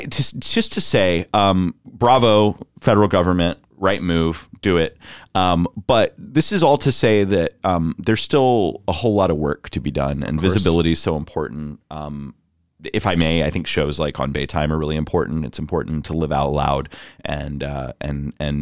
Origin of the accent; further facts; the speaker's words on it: Orlando, Florida, United States; I'm from Orlando